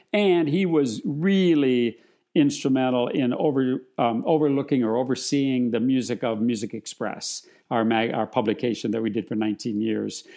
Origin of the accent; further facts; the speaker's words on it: Wisconsin, United States; now in California, United States; I grew up in Wisconsin, and we had a group there called the Kids from Wisconsin